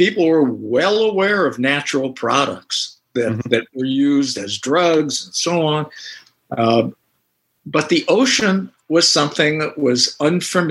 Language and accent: English; Northern California, United States; I grew up in Northern California